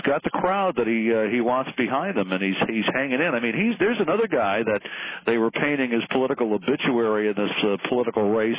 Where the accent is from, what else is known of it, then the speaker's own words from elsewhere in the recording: Connecticut, United States; now in Georgia, United States; I hail originally from Connecticut.